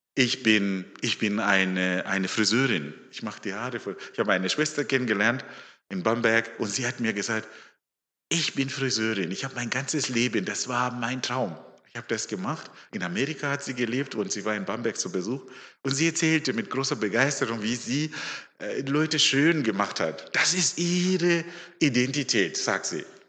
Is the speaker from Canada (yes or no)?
no; Zimbabwe; also born or lived in Stuttgart, Germany; now in Germany; ich bin ein Afrikaner. Ich komme aus Simbabwe